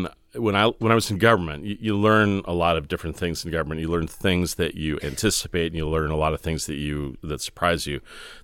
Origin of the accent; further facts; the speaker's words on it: Fresno, California, United States; So I grew up in Fresno, California, outside of Fresno, California, which any of you know, it's the place you drive through when you're going to Yosemite or Southern California.